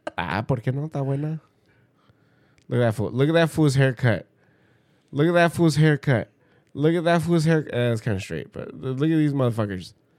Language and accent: English; Pomona, California, United States; we're fucking from Pomona. Yeah, we're from the hood.